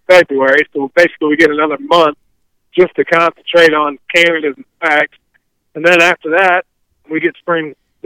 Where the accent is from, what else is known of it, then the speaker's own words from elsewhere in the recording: Illinois, United States; now in Missouri, United States; When I was a kid growing up in Illinois